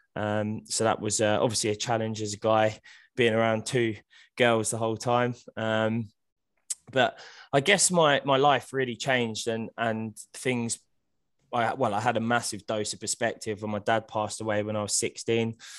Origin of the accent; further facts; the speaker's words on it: Hemel Hempstead, East of England, United Kingdom; I was born in Hemel Hempstead. I, I still live there now